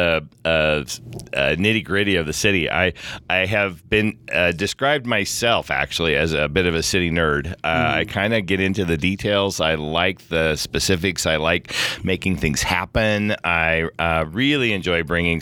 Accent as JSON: {"language": "English", "region": "California", "country": "United States", "tie": "born or raised there", "moved": "as an adult", "lives_now": "Salt Lake City, United States", "said": "I was born in California"}